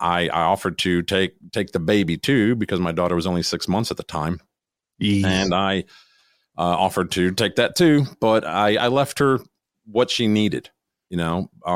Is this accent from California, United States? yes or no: no; Florida, United States; moved away as an adult; back when I was 18, I moved here from Florida. I had to switch high schools.